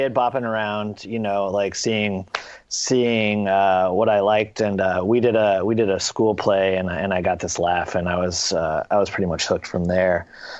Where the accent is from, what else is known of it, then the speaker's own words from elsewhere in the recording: Louisville, Kentucky, United States; Yeah, I grew up in Louisville.